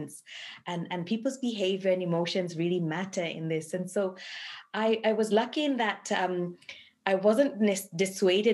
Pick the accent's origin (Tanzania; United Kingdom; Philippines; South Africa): Tanzania; Dar es Salaam; moved away as an adult; also born or lived in Kilimanjaro Region, Tanzania / Edmonton, Canada; now in Canada; I was born in the Kilimanjaro region of Tanzania. And was raised mainly in Dar es Salaam